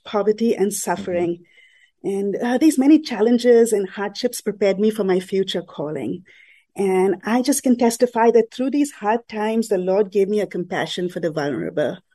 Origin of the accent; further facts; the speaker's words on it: Mumbai, Maharashtra, India; I grew up in Mumbai in a Catholic mm-hmm. family in a predominantly Muslim neighborhood